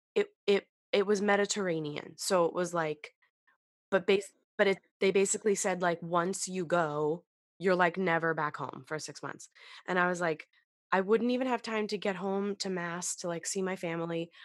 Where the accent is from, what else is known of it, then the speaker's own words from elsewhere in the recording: Massachusetts, United States; now in Queens, United States; I'm from Mass, Massachusetts